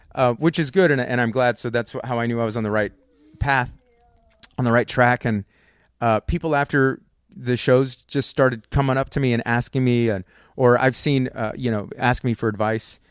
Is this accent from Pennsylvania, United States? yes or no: no; Converse, Texas, United States; I grew up in Converse